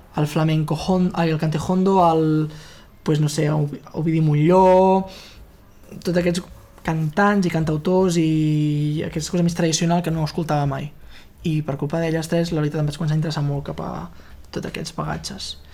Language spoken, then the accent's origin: Catalan; Fortià, Catalonia, Spain; moved away as an adult; now in Barcelona, Spain; a Fortià a Fortià, al meu poble